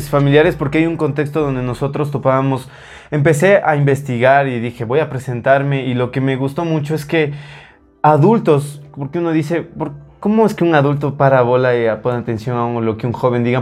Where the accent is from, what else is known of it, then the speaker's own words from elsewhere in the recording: Ecuador; muchos ecuatorianos tenemos